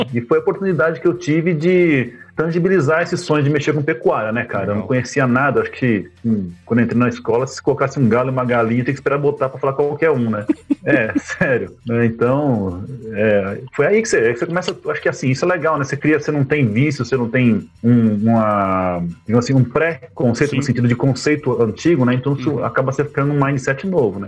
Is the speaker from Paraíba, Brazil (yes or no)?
no; São Paulo, Brazil; moved away as an adult; now in Rio Verde, Brazil; eu moro aqui em Rio Verde, Goiás, no sudoeste goiano, né? Há 25 anos mais ou menos, eu sou paulistano, paulistano do Butantã, estudei Olha na escola de aplicação da USP lá, do lado da USP, morava do lado da USP no Butantã